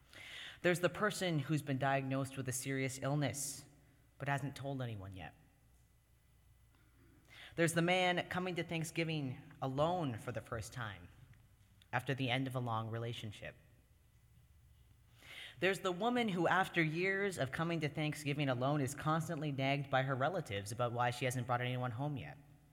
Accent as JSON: {"language": "English", "country": "Canada", "lives_now": "United States", "said": "every single year, at least half a dozen people remember that I'm Canadian and invite me to join their family"}